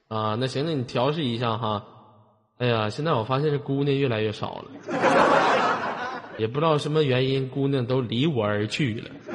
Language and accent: Chinese; Shenyang, Liaoning, China; 我是来自沈阳的一个丑小伙儿